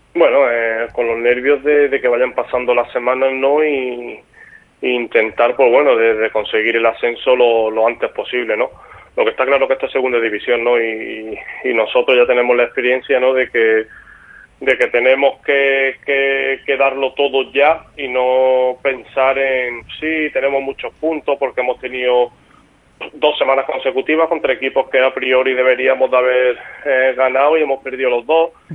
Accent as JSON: {"language": "Spanish", "town": "Málaga", "region": "Andalusia", "country": "Spain", "moved": "as an adult", "lives_now": "Mallorca, Spain", "said": "el Málaga es el equipo de mi tierra"}